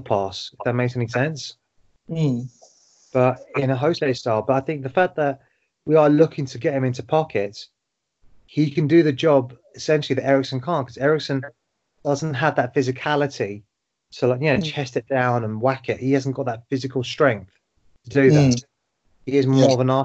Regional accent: London, United Kingdom; I'm from Tottenham

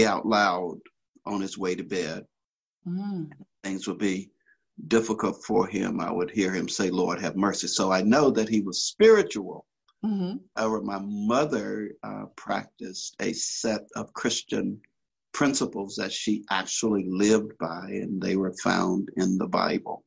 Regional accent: Birmingham, Alabama, United States; now in Inland Valley, United States; I'm just a country boy from Alabama, grew up in Birmingham, out in the rural South

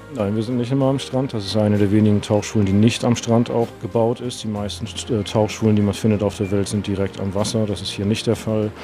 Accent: Hamburg, Germany; moved away as an adult; now in Maldives; ich komme aus dem hohen Norden, aus Hamburg

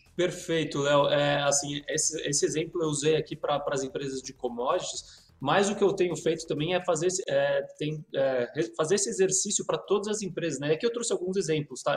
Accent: Brazil; como brasileiro

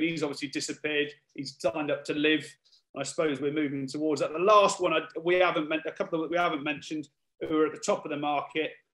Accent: United Kingdom; We're all a little bit embarrassed about being British

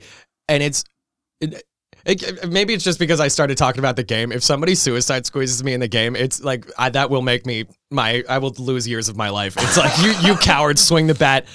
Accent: New York area, United States; I've grown up in this area my whole life

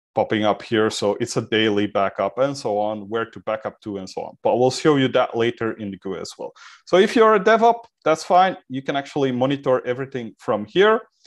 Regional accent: Belgium; I'm from Belgium

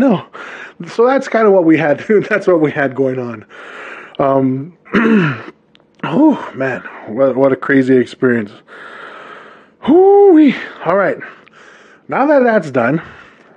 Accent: Hawaii, United States; now in Utah, United States; Born and raised in the islands of Hawaii

